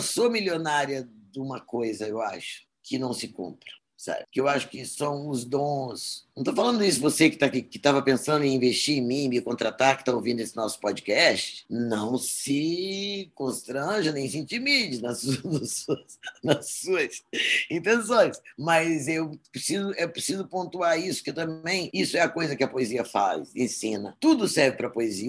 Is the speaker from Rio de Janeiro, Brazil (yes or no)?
no; Espírito Santo, Brazil; no Espírito Santo, sou capixaba mesmo, sou capixabista